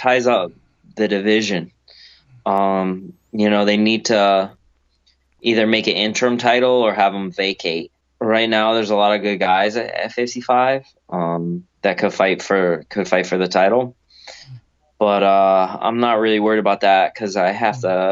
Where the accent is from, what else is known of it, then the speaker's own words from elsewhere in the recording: Connecticut, United States; You come to Connecticut, you come to my hometown